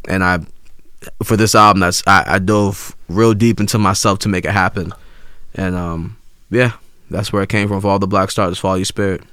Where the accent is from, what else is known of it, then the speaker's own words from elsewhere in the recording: Ghana; I'm from Ghana, West Africa